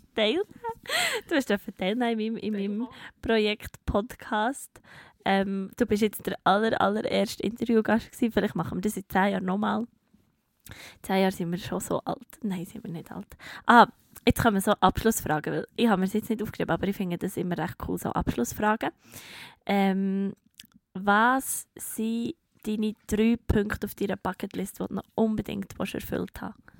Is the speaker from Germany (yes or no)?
no; Bern, Switzerland; als Bernerin